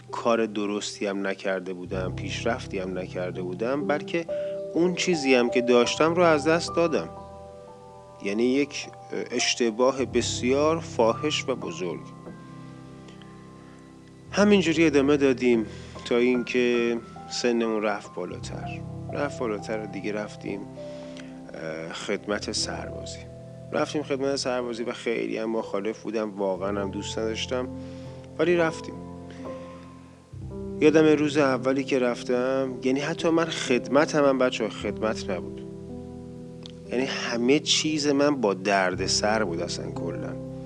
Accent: Kish, Hormozgan, Iran; now in Tehran, Iran; یعنی من از کیش اومدم تهران

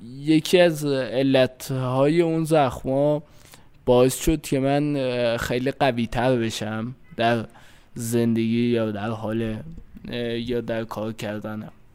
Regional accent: Fardis, Alborz, Iran; من مال فردیس کرس هستم

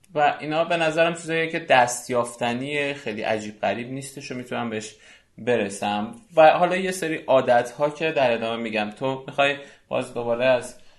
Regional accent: Iran; ما که ایرانی هستیم

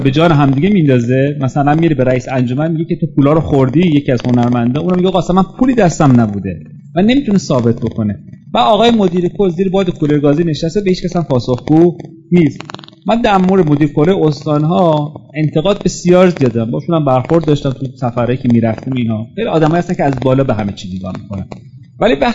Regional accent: Shiraz, Fars, Iran; من خودم چون شیرازی هستم

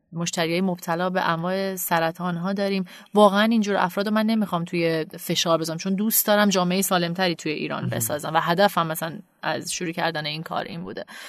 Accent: Canada; moved away as an adult; also born or lived in Tehran, Iran / United States; now in Iran; خودم متولد تهران و بزرگ شده کانادا هستم

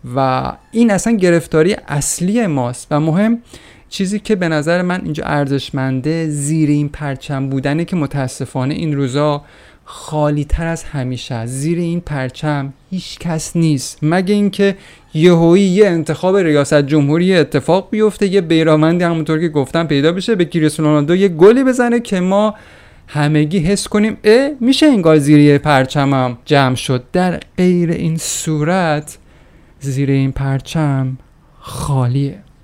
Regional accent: Iran; ما ایرانیا

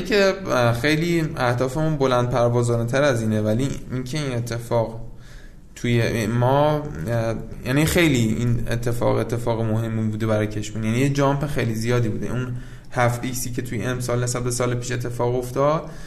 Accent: Ahvaz, Khuzestan, Iran; من اصالتا یعنی من خودم متولد اهوازم هستم

